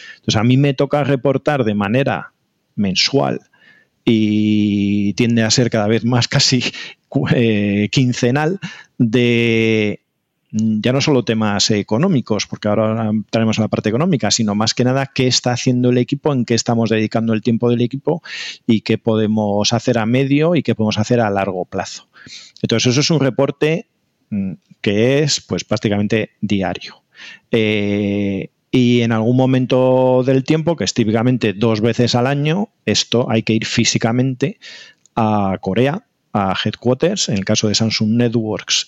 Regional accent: Spain; nosotros los españoles

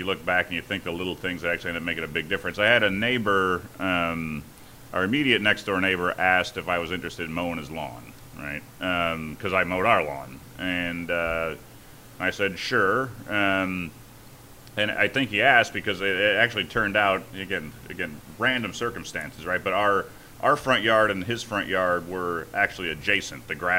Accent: Griffith, Indiana, United States; Griffith, Indiana.

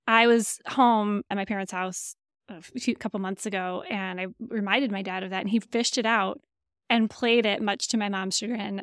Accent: Lansing, Michigan, United States; accent: nasal Michigan; moved away; also born or lived in Indiana; Lansing, Michigan. So you have to be careful not to say Lansing, Michigan, with my nasal Michigan accent

